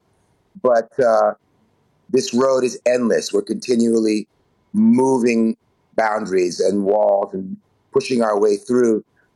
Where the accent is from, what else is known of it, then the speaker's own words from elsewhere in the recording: New York City, New York, United States; growing up in New York City in the late 60s, early 70s as a young child